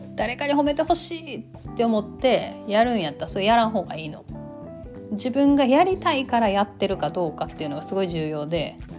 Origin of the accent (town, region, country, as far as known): Kansai, Japan; accent: Kansai-ben